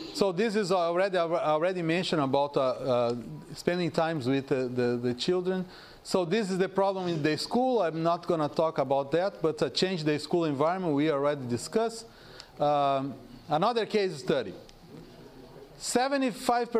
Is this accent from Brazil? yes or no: yes; South Region, Brazil; moved away; I am from South.